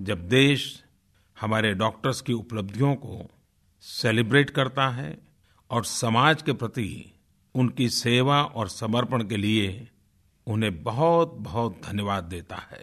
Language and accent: Hindi; Tadwa, Uttar Pradesh, India; मगहर के बगल में एक छोटे से गांव टड़वा जो गोरखपुर में है वहाँ का रहने वाला हूँ